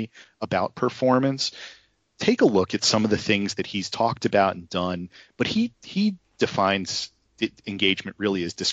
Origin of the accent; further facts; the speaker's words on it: New Jersey, United States; I'm from New Jersey